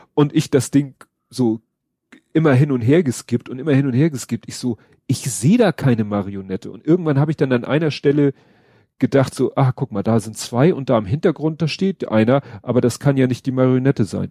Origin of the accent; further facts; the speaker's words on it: Germany; als Deutsche